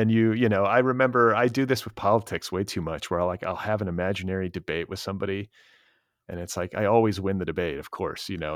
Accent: Indiana, United States; I'm from Indiana

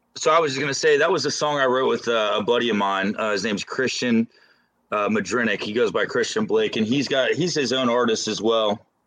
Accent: Lebanon, Ohio, United States; also born or lived in Los Angeles; it's actually a small town outside of Cincinnati called Lebanon, Ohio

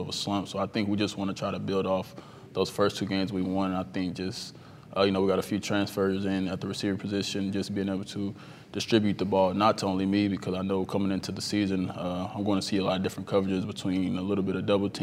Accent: Indianapolis, Indiana, United States; growing up on the Far East Side of Indianapolis

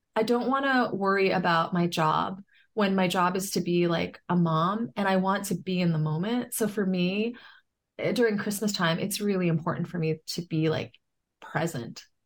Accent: New York City, New York, United States; I grew up in New York City

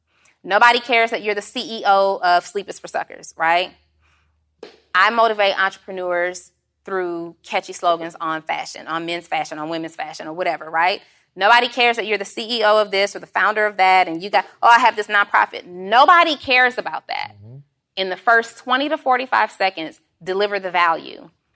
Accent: Atlanta, Georgia, United States; When people ask you, where are you from? They just want to know where you're from. I'm from Atlanta, Georgia. That's it. But my mom is from Indiana.

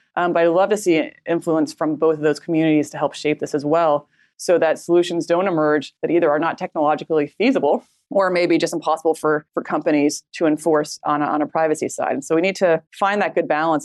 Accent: United States

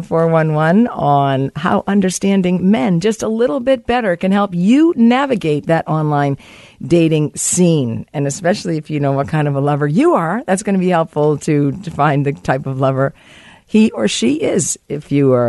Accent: Boston, Massachusetts, United States; now in Vancouver, Canada; my hometown of Boston

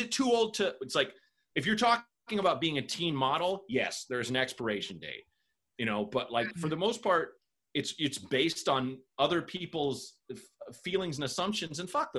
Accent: Portland, Oregon, United States; also born or lived in Chicago; I'm definitely a Portland guy

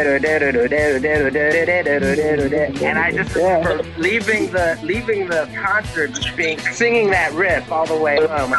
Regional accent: Reston, Virginia, United States; I grew up in Northern Virginia. I grew up in Reston, Virginia

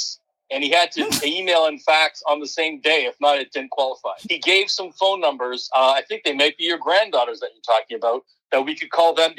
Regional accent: Toronto, Ontario, Canada; I'm from Toronto, Canada.

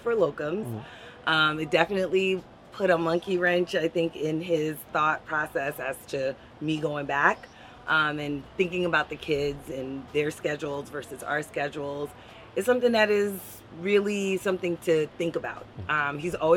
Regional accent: New York City, New York, United States; moved away as an adult; also born or lived in Kansas City; now in New Jersey, United States; I'm originally from Brooklyn, New York. I live now in New Jersey with my husband and my two boys

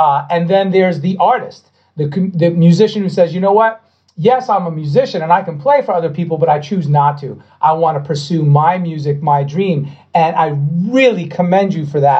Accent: Long Island, New York, United States; I'm from Long Island.

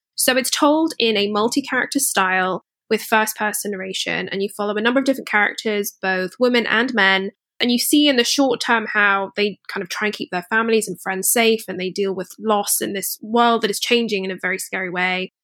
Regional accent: Scotland, United Kingdom; I grew up in Scotland

